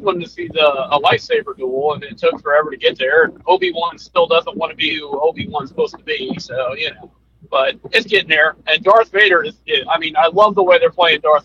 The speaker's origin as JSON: {"language": "English", "region": "Florida", "country": "United States", "tie": "born or raised there", "also_born_or_lived": "New Jersey", "moved": "as an adult", "said": "growing up in Florida"}